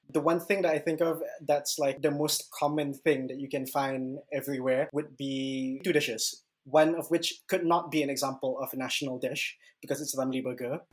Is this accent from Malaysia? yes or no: yes; Malaysia; as a Malaysian